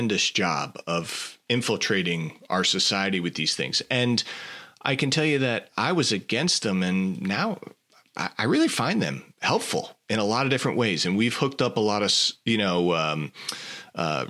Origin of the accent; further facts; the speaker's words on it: New York City, New York, United States; now in the South, United States; I grew up in New York City area